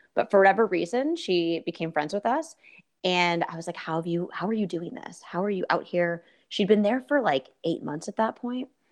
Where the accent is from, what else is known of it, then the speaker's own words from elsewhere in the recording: West Coast, United States; growing up on the West Coast